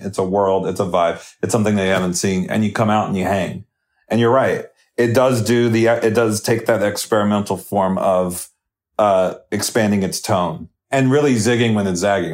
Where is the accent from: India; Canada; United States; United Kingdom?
United States; New Jersey; I grew up in South Jersey